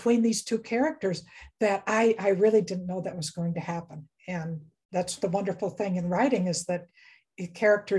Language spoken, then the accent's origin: English; Western New York State, United States; I grew up in Western New York State, and we lived out in the country and farm country, dairy country